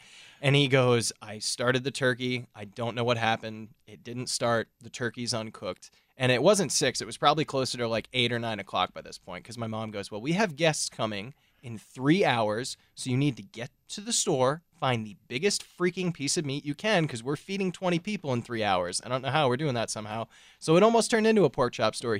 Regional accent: Milwaukee, Wisconsin, United States; I'm from the Milwaukee area

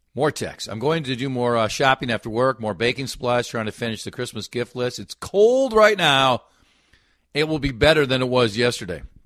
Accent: Minnesota, United States; I'm a Minnesotan.

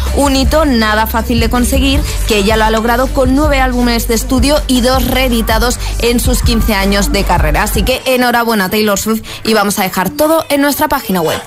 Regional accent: Argentina; now in Valencia, Spain; Nosotros le decimos así en Argentina, velador

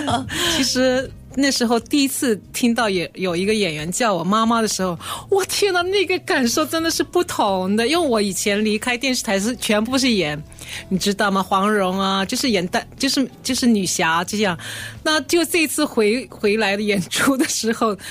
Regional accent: China; moved away as an adult; also born or lived in Shanghai; now in Singapore; 他们并不知道我从中国来

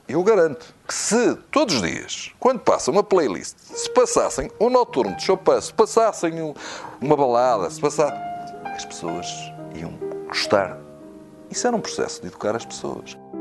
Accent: São João da Madeira, Aveiro District, Portugal; Eu não sou do Porto, não sou de uma grande cidade, eu sou de, de São João da Madeira

